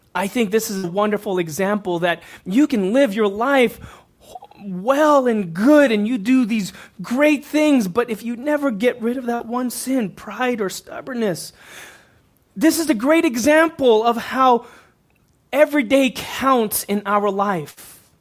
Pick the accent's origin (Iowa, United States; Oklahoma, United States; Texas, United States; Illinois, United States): Texas, United States; Houston; I grew up in Houston, Texas, neighboring cities.